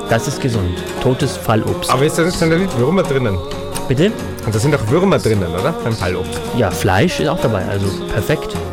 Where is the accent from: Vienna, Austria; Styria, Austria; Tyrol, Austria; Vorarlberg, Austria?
Tyrol, Austria; bin ja Tiroler.